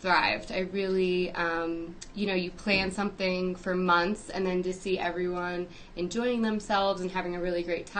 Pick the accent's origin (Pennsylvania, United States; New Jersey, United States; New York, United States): New Jersey, United States; now in Denver, United States; I grew up in New Jersey